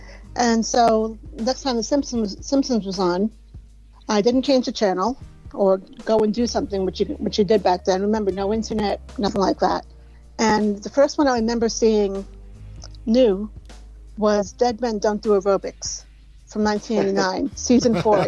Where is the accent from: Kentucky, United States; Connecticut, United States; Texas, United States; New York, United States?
New York, United States; New York City; I am from the Bronx, so I have that certain twisted, you know, there's always a bit of twisted humor there.